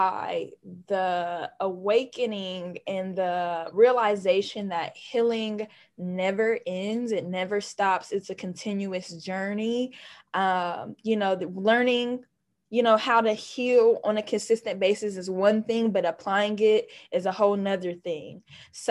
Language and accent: English; Columbus, Ohio, United States; I was born and raised in Columbus, Ohio.